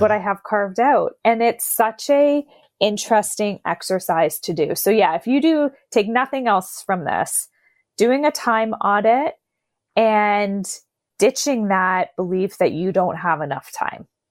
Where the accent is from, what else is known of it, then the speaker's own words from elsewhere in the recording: Canada; 'cause I'm Canadian